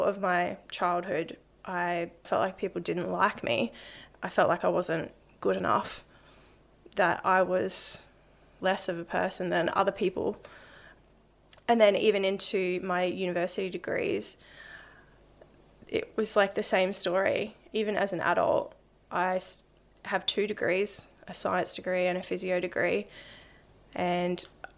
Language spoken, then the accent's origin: English; Brisbane, Queensland, Australia; Yeah, I grew up in Brisbane. Grew up on the north side.